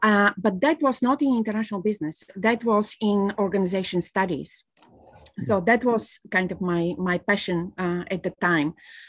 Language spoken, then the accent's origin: English; Bulgaria; moved away as an adult; I was born in Bulgaria